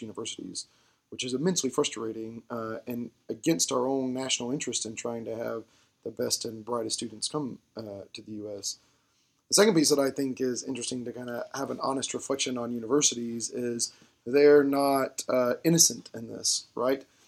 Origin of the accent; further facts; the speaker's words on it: Georgia, United States; where I grew up in Georgia, the classic example of this was we had the Hope Scholarship